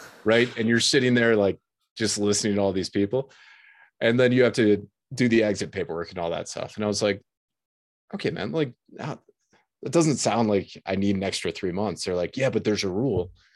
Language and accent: English; Detroit, Michigan, United States; I grew up in the Detroit